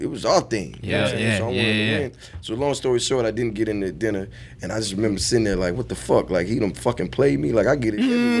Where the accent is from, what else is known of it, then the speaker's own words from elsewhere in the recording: Atlanta, Georgia, United States; Well, I'm from Atlanta.